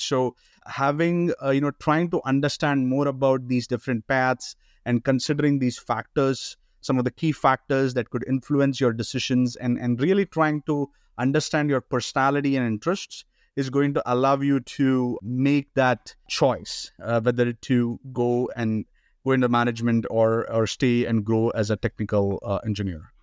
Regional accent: India; moved away as an adult; also born or lived in Canada; now in United States; I've been born and brought up in India

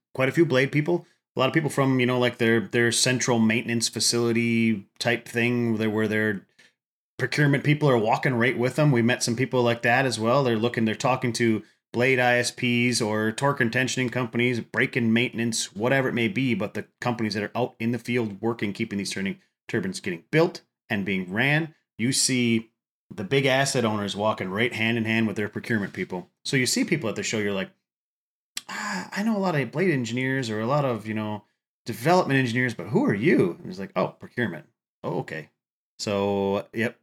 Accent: Upper Midwest, United States; I'm from the Upper Midwest

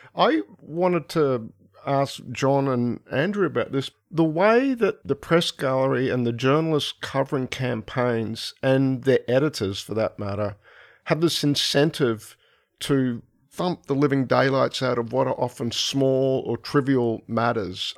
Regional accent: Brisbane, Queensland, Australia; moved away; I'm from Brisbane originally

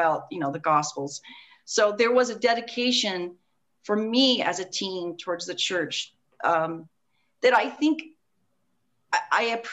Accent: Fayetteville, Arkansas, United States; I grew up in Fayetteville, Arkansas

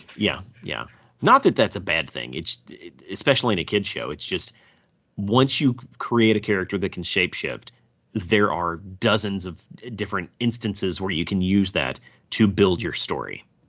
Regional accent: the South, United States; I'm from the South.

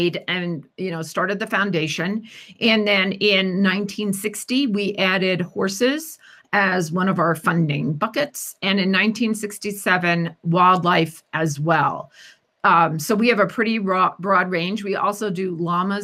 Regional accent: New Jersey, United States; accent: New Jersey; moved away as an adult; also born or lived in Tennessee; now in Denver, United States; my New Jersey accent

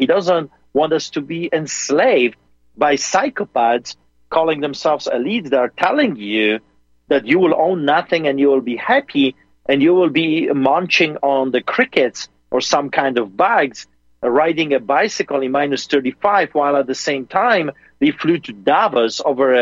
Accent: Poland; now in Calgary, Canada; a Polish man like me

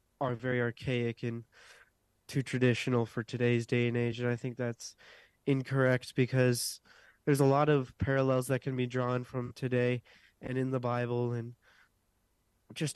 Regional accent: Westminster, South Carolina, United States; I am from Westminster, South Carolina

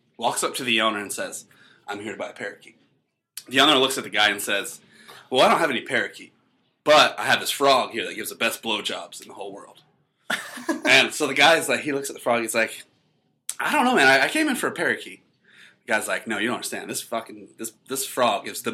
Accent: North Carolina, United States; I'm from North Carolina

